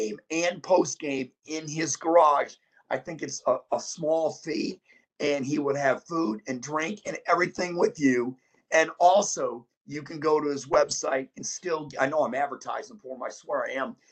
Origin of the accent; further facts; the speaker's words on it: Flint, Michigan, United States; Flint, Michigan, my hometown, where I'm originally from